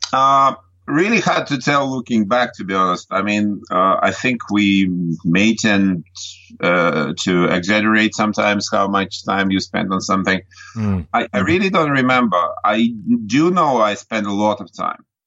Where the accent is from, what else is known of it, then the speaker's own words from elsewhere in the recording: Nizhny Novgorod, Nizhny Novgorod Oblast, Russia; now in Ireland; I grew up in Russia in a big city called Nizhny Novgorod.